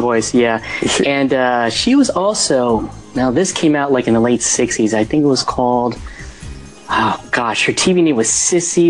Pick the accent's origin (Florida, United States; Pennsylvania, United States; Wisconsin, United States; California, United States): California, United States; Central Valley; I'm from the West Coast and from the Central Valley